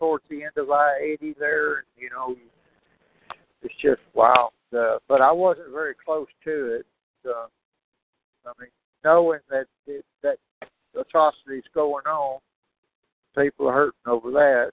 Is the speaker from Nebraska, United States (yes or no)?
no; Houston, Texas, United States; I grew up in Houston